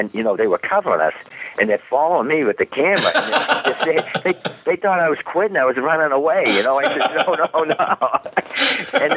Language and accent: English; Boston, Massachusetts, United States; we're from Boston